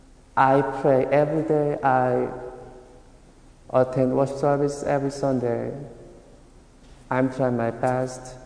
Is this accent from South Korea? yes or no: yes; South Korea; moved away; originally I am from South Korea